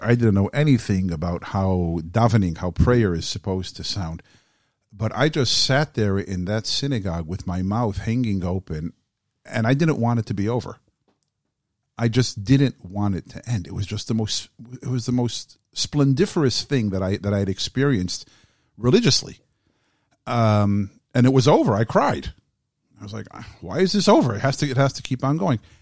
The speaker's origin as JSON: {"language": "English", "town": "Southfield", "region": "Michigan", "country": "United States", "tie": "born or raised there", "said": "I grew up in Southfield, Michigan"}